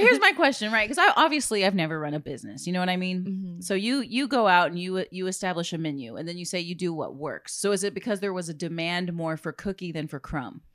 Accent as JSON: {"language": "English", "town": "Corpus Christi", "region": "Texas", "country": "United States", "tie": "born or raised there", "said": "being a born and raised in Corpus"}